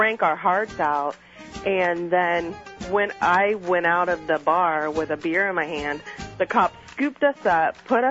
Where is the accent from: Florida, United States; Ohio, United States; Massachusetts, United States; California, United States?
California, United States; Los Angeles; moved away; I lived in L.A., and, you know, I grew up there in high school